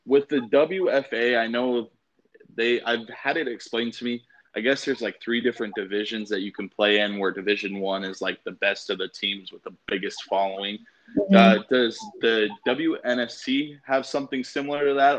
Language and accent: English; Las Vegas, Nevada, United States; I'm also from Vegas